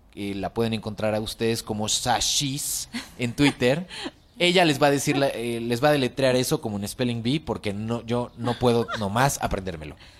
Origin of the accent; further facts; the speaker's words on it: Mexico; la cocina eh, tradicional mexicana se aprende de generación en generación